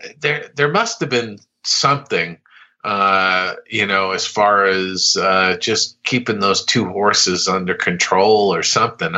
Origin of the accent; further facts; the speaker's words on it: East Coast, United States; I grew up on the East Coast